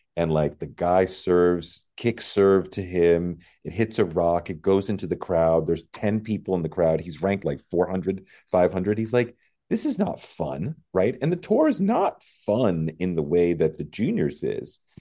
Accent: New England, United States; I grew up in New England

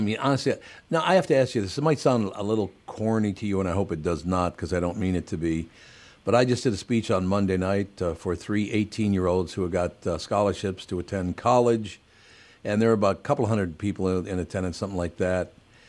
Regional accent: Minnesota, United States; born there; it's not just because I was born in, Minnesota and I'm an American guy.

